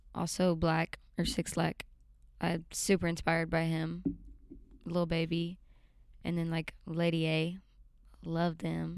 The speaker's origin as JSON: {"language": "English", "region": "Alabama", "country": "United States", "tie": "born or raised there", "also_born_or_lived": "Nashville, Tennessee", "said": "Yeah, I grew up um, in Alabama. I was born in Nashville, and I moved to Alabama at a young age"}